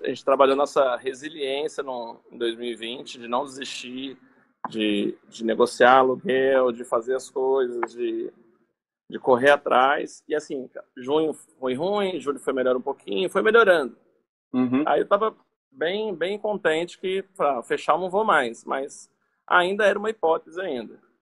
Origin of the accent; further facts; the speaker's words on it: Resende, Rio de Janeiro, Brazil; sou aqui de Resende, no interior do Rio de Janeiro